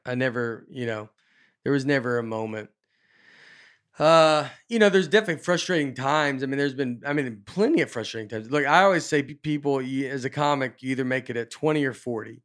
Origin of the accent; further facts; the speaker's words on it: Nashville, Tennessee, United States; moved away as an adult; also born or lived in Chicago / New York / Los Angeles; I was from Nashville. I just moved to L